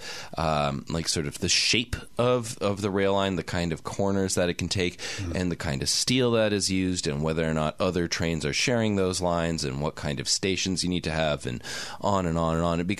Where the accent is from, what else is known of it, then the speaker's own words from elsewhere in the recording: Canada; I'm a Canadian.